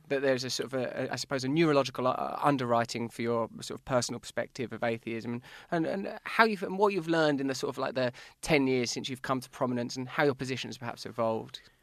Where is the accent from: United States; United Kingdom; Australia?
United Kingdom; England; I'm English